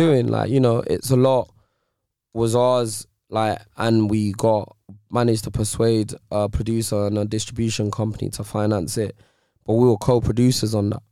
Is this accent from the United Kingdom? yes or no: yes; London, United Kingdom; also born or lived in Nigeria; I'm from Nigeria, then I'm from Ends